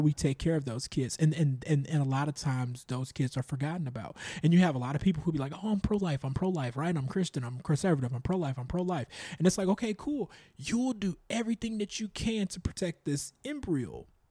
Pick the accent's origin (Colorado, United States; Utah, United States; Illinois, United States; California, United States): Illinois, United States; Chicago; growing up in the South Suburbs of Chicago, predominantly Black